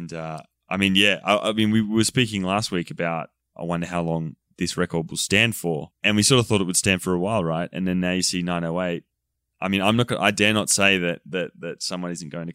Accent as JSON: {"language": "English", "region": "New South Wales", "country": "Australia", "tie": "born or raised there", "moved": "yes", "lives_now": "United States", "said": "New South Wales, which is my home state back in Australia"}